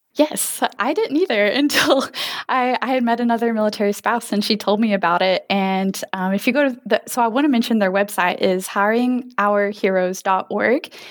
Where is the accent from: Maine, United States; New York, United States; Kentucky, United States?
Kentucky, United States; now in Oak Harbor, United States; I'm from Kentucky, and I currently live in Oak Harbor, Washington State